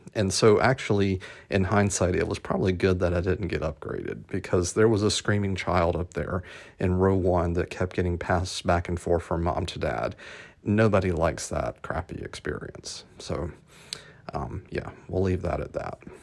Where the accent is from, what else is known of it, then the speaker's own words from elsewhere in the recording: Atlanta, Georgia, United States; my hometown, A T L